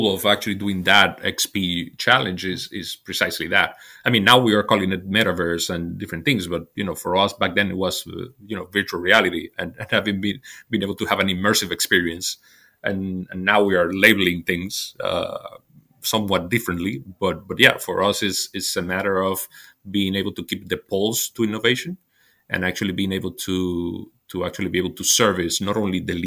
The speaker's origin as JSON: {"language": "English", "country": "Dominican Republic", "moved": "as an adult", "lives_now": "Spain", "said": "I'm originally from the Dominican Republic"}